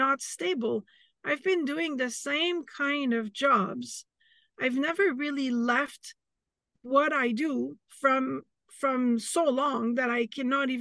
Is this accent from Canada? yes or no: yes; Canada; I'm Canadian